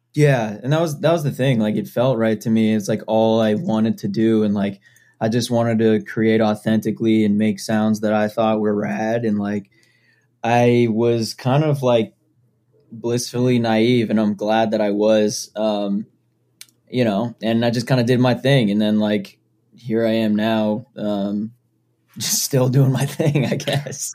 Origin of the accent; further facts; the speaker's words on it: Foxborough, Massachusetts, United States; I grew up in Foxborough, Massachusetts.